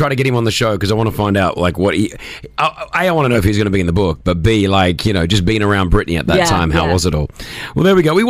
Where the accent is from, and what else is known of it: Australia; accent: Australian; now in Dubai, United Arab Emirates